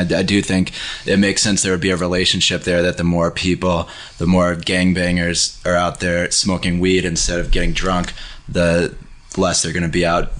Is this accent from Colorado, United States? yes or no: no; Madison, Wisconsin, United States; I grew up in Wisconsin myself.